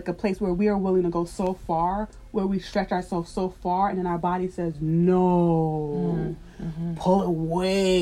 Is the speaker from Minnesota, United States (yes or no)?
no; New York, United States; I grew up in New York